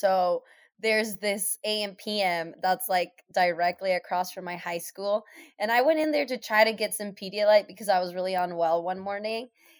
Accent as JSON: {"language": "English", "town": "Seattle", "region": "Washington", "country": "United States", "tie": "born or raised there"}